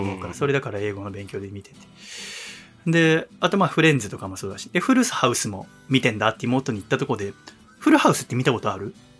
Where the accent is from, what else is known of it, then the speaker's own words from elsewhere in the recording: Yokohama, Kanagawa, Japan; moved away; うちの実家売るってなってさ、この1月末、2月頭ぐらいに